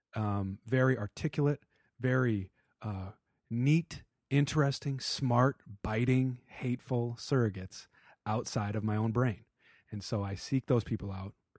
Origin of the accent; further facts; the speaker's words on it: Madison, Wisconsin, United States; moved away; we're from Madison